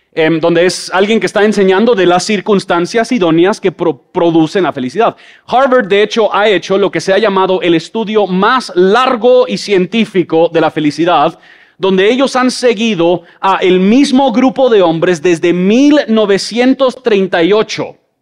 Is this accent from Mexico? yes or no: yes; Mexico; now in Guatemala City, Guatemala; Yo crecí en México